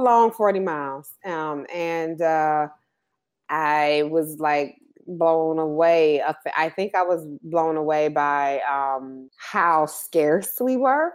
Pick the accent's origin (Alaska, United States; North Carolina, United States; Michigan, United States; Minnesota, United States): Michigan, United States; Detroit; also born or lived in Ann Arbor, Michigan; growing up in Detroit